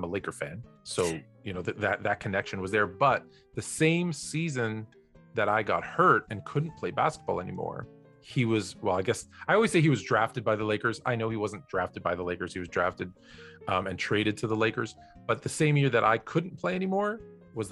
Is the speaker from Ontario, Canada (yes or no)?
yes; Toronto, Ontario, Canada; now in Los Angeles, United States; I grew up in Toronto in Canada